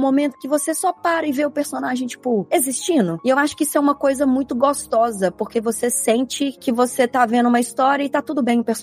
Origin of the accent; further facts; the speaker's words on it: Minas Gerais, Brazil; eu sou mineira.